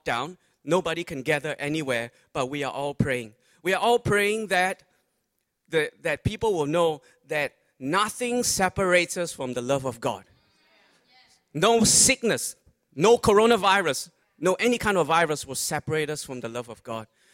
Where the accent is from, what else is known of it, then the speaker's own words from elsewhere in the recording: Malaysia; now in Australia; I'm Malaysian Chinese by origin, so we went back to Malaysia for the Lunar New Year